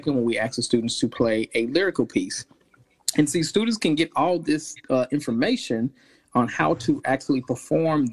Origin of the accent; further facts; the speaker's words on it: Arkansas, United States; moved away as an adult; also born or lived in Texas; now in South Carolina, United States; I'm from originally from Arkansas